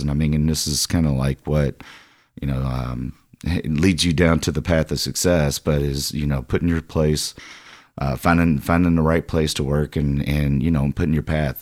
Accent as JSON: {"language": "English", "town": "Louisville", "region": "Kentucky", "country": "United States", "tie": "born or raised there", "said": "I'm a Louisville native, and, I mean, you know, again, uh, kinda grew up right here."}